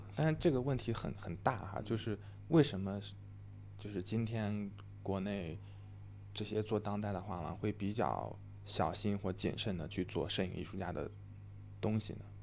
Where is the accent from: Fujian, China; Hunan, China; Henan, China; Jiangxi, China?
Henan, China; moved away; 我老家河南的